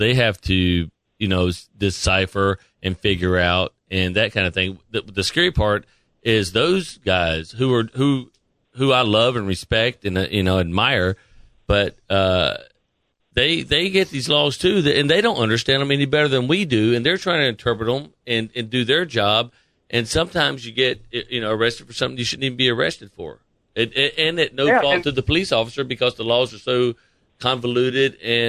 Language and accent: English; North Carolina, United States; Out there in my home state of North Carolina.